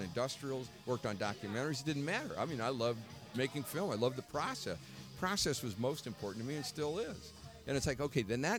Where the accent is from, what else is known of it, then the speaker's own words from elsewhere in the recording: Muncie, Indiana, United States; born there; now in Minneapolis, United States; I was born on Diagonal Boulevard.